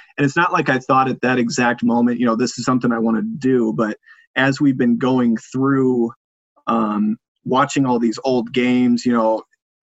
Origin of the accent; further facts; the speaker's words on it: United States; now in Minnesota, United States; where I grew up in the Quad Cities